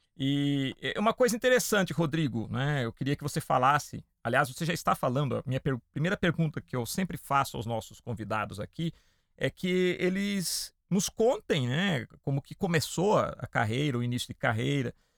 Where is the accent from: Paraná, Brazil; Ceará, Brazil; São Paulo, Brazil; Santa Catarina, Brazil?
São Paulo, Brazil; Piracicaba; Eu sou do interior de São Paulo, né? De uma cidade chamada Piracicaba